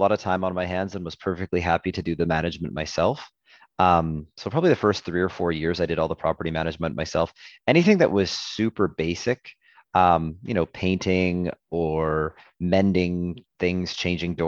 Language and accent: English; Edmonton, Alberta, Canada; I'm born and raised in Edmonton